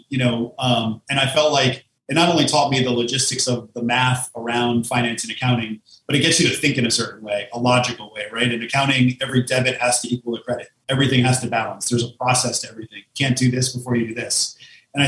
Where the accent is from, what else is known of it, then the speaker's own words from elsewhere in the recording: Connecticut, United States; now in Manhattan, United States; we grew up in Connecticut